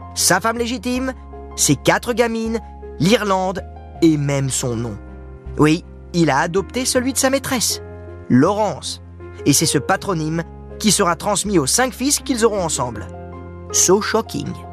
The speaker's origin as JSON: {"language": "French", "country": "France", "said": "chez nous, à Dinard plus exactement."}